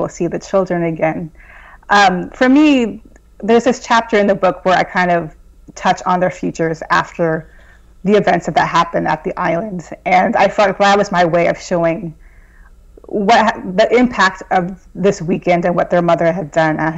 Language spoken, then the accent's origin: English; Southern California, United States; moved away as an adult; also born or lived in Boston; I'm originally from Southern California, so it was a big move for me to go from Southern California to Boston